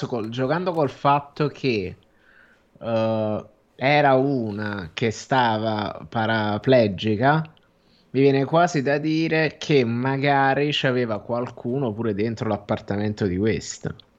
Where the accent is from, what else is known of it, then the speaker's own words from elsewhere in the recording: Naples, Campania, Italy; sono io che sono napoletano